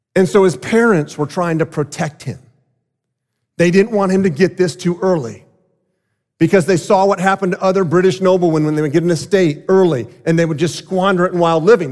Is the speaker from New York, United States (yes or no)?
no; South Florida, United States; I grew up in South Florida